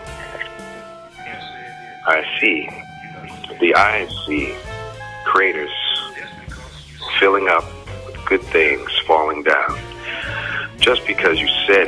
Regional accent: Detroit, Michigan, United States; now in New York, United States; growing up in Detroit

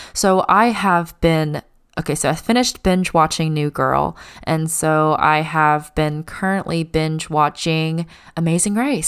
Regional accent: United States; even though I'm Chinese American, I was born here

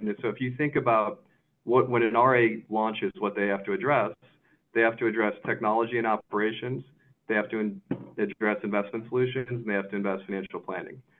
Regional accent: Chicago, Illinois, United States; also born or lived in Kansas City; I was from Chicago.

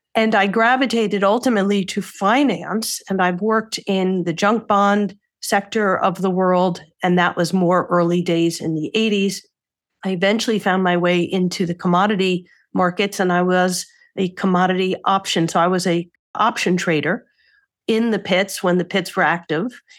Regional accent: New York, United States; I'm a New Yorker

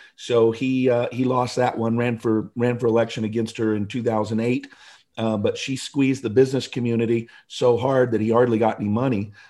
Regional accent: Seattle, Washington, United States; moved away as an adult; I grew up in the Seattle area, first fifty years of my life in Seattle.

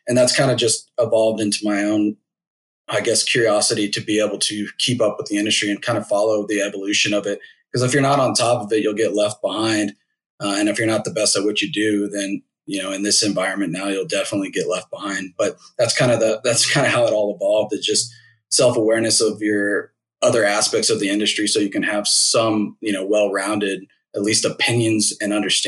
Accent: Singapore; born there; I always had an affinity to try to go to back to Southeast Asia where I was born in Singapore.

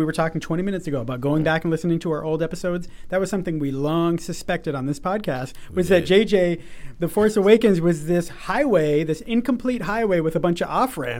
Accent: New England, United States; I walk by this guy in my hometown. Again, right. Very New England hometown.

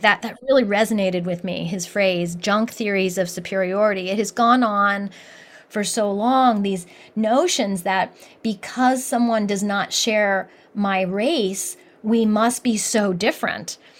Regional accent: Columbus, Ohio, United States; moved away; I grew up in Columbus, Ohio

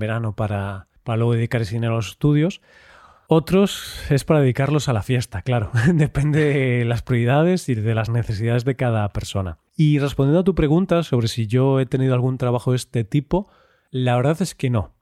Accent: Vigo, Galicia, Spain; en Vigo, en mi ciudad natal, en España

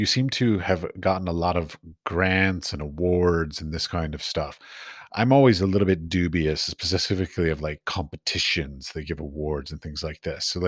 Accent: United States; moved away as an adult; now in Europe; I'm from America. I was raised in the American and taught in the American art system

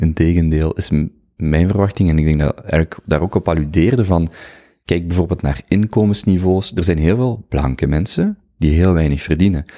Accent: Belgium; als Belg

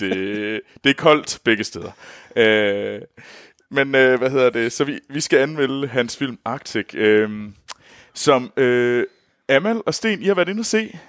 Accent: North of the Limfjord, North Denmark Region, Denmark; Jeg kommer Nordenfjords fra, så jeg bruger aldrig ræb

